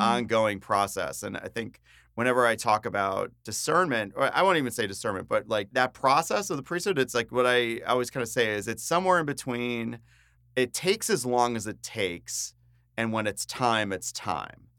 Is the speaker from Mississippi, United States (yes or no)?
no; New Jersey, United States; moved away as an adult; also born or lived in Baltimore, Maryland / Phoenix, Arizona; And I grew up in New Jersey, grew up on the East Coast